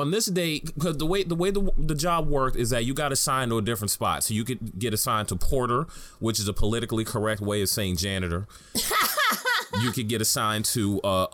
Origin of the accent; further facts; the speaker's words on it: New York City, New York, United States; I was born and raised in Harlem